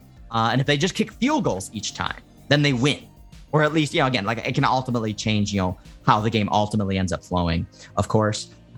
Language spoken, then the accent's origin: English; Chicago, Illinois, United States; Obviously, I grew up in Chicago.